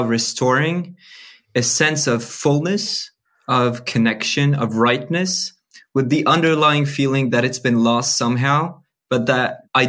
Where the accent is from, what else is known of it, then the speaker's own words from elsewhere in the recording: France; moved away; I was born and raised in France.